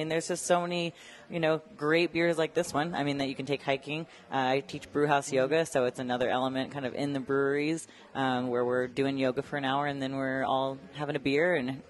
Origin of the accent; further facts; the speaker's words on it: Colorado Springs, Colorado, United States; I think Colorado Springs deserves some love, and I'm happy to shout out my hometown.